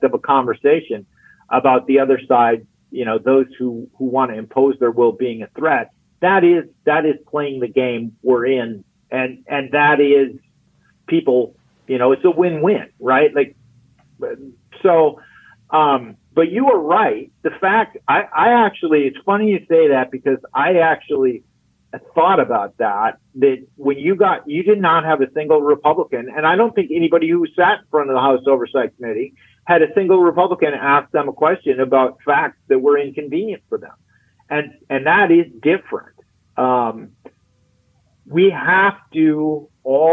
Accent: Minneapolis, Minnesota, United States; also born or lived in Wisconsin; I grew up in Minneapolis, St. Paul

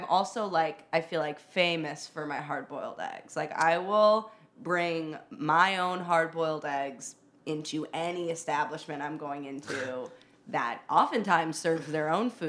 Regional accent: Chicago, Illinois, United States; accent: Midwestern; now in New York, United States; I'm actually from Chicago.

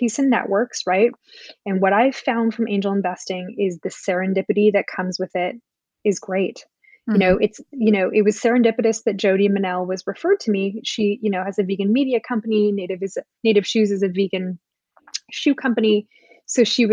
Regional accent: Canada; now in United States; I'm an immigrant to the US. I come from Canada.

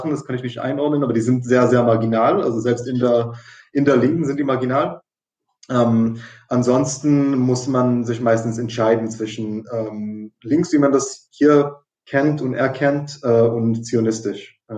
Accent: Israel; ich bin ja in, in, in Israel aufgewachsen, äh, komplett.

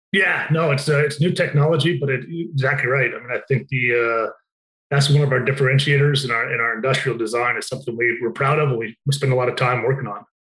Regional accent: Utah, United States; moved away as an adult; I'm from Utah originally

